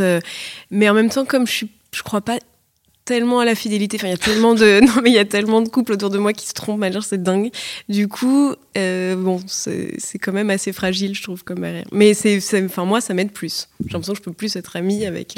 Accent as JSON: {"language": "French", "town": "Paris", "region": "Île-de-France", "country": "France", "tie": "born or raised there", "said": "je suis née, grandie à Paris"}